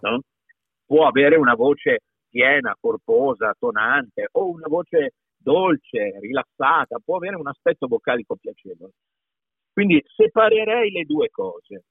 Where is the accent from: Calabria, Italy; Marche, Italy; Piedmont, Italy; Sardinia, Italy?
Piedmont, Italy; accent: Piedmontese; io, io, sono piemontese, per tanti anni ho parlato piemontese, io vivevo in campagna in origine